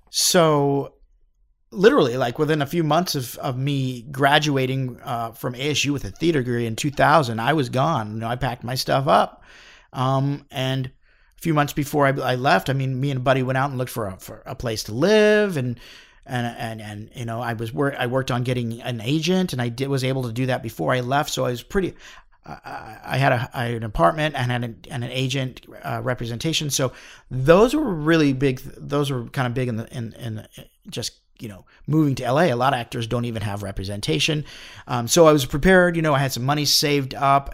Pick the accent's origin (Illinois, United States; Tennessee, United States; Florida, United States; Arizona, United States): Arizona, United States; Phoenix; moved away as an adult; also born or lived in Los Angeles; I grew up in Phoenix